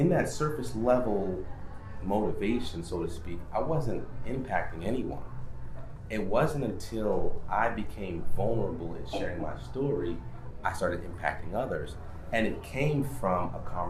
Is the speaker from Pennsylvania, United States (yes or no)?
no; Stamford, Connecticut, United States; I grew up in Stanford, and where I grew up is really cutthroat